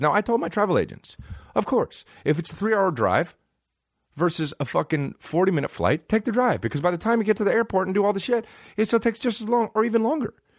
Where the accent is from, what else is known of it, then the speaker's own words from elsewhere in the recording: New Jersey, United States; all my mom does is get me New Jersey stuff 'cause we're from New Jersey